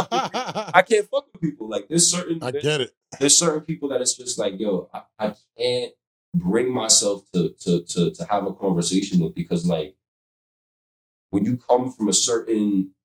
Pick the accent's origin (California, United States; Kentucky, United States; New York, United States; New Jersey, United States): New York, United States; I'm from New York. I grew up around a certain type of people.